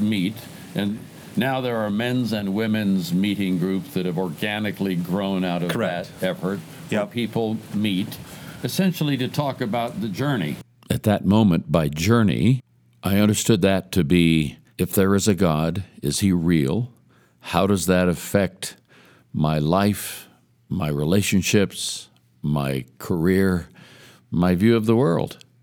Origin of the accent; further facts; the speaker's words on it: Oakland, California, United States; I'm a kid from East Oakland, California.